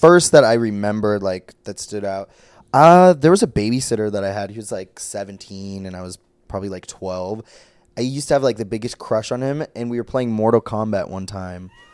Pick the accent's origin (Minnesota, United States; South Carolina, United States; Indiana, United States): Minnesota, United States; Brainerd; moved away; I was from, I'm from Brainerd, Minnesota.